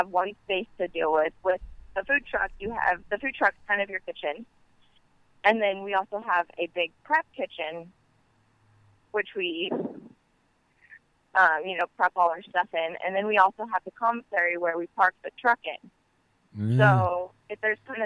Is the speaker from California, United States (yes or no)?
yes; Santa Clarita, California, United States; moved away as an adult; now in Ventura, United States; I'm from Santa Clarita